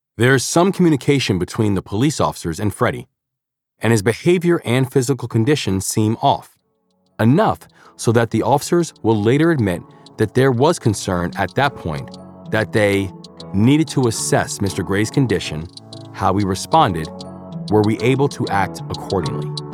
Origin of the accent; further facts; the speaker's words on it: Baltimore, Maryland, United States; accent: Baltimore; I'm a Baltimore guy, so my Baltimore accent kicks in every now and then